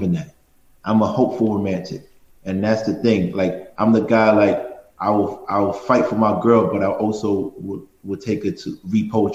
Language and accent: English; New York City, New York, United States; I'm from Brownsville, which is probably the worst community in Brooklyn, if not New York.